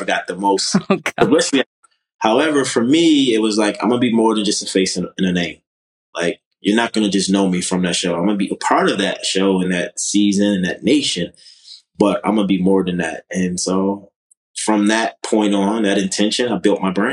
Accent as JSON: {"language": "English", "town": "Baltimore", "region": "Maryland", "country": "United States", "moved": "as an adult", "lives_now": "Los Angeles, United States", "said": "I'm originally from Baltimore, Maryland. Came to LA at 22, so 13 years ago"}